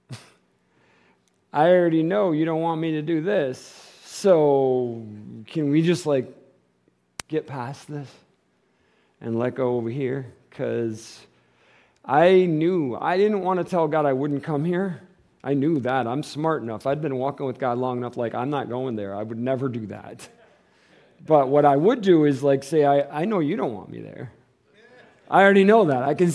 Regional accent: Michigan, United States; moved away as an adult; now in Tucson, United States; We're from Michigan.

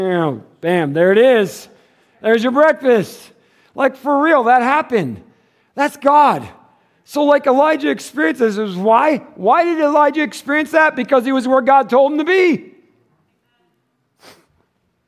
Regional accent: Michigan, United States; moved away; I'm from Michigan. We have all that. Rivers, creeks, lakes.

